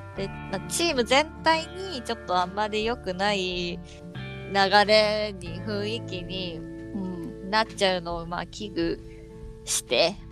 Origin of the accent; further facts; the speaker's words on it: Hiroshima, Japan; 同じ広島人